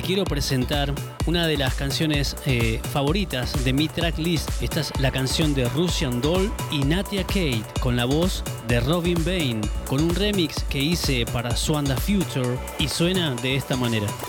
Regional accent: Argentina; nuestros talentos argentinos

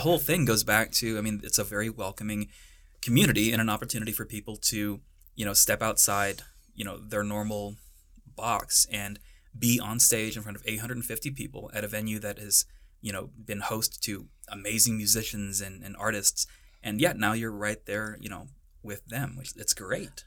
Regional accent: North Texas, United States; moved away as an adult; now in Boulder, United States; I'm from the Badlands of North Texas. I'm one of those invading Texans that everyone in Colorado hates

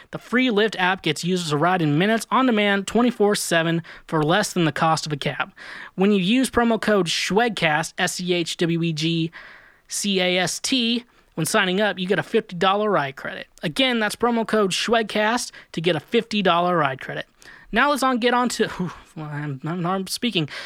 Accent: Kansas, United States; moved away; also born or lived in Kirksville, Missouri / Warrensburg, Missouri; I lived in Kansas for a majority of my life. Then I lived in two small towns in Missouri

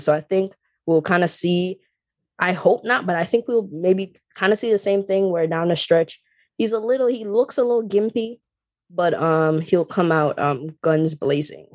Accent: Jamaica; I grew up in Jamaica

